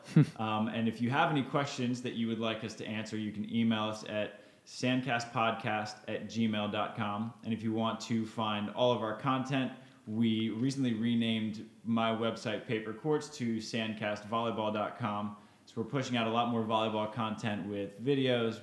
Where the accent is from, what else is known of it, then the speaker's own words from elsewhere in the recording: Maryland, United States; moved away; also born or lived in Florida; growing up in Maryland.